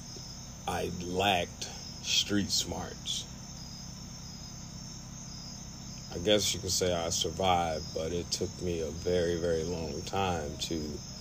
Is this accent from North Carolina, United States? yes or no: no; Reform, Mississippi, United States; also born or lived in Ackerman, Mississippi; I was born in Ackerman, but Reform is where I grew up.